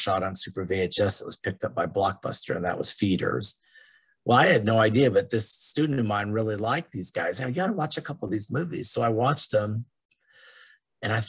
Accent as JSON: {"language": "English", "town": "Muncie", "region": "Indiana", "country": "United States", "said": "I'm from Muncie, Indiana."}